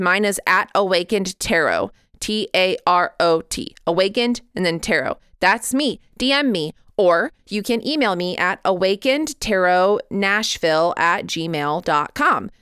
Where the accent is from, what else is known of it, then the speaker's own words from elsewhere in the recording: Midwest, United States; I grew up in the Midwest, that's all we grew.